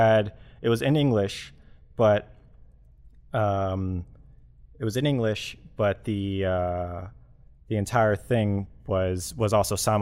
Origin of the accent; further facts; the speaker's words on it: United States; I'm an American. I'm a white male in America